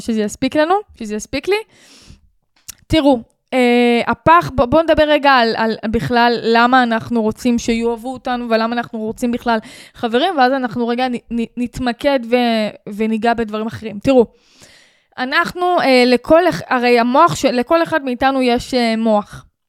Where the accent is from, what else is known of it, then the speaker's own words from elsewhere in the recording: Sharon plain, Israel; אני מהשרון עברתי חרם 13 שנה מגיל 6